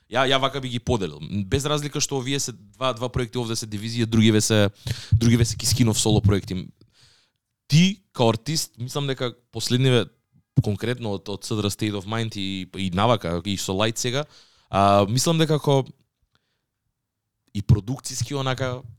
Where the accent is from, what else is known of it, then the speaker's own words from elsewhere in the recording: Radoviš, North Macedonia; При тоа јас моментално зборам не зборам на Радовишки, ако сум од Радовиш.